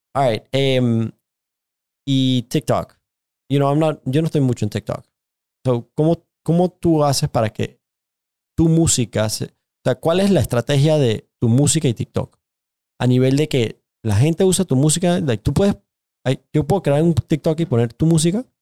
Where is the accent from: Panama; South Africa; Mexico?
Panama; yo también crecí en nuestra comunidad en Panamá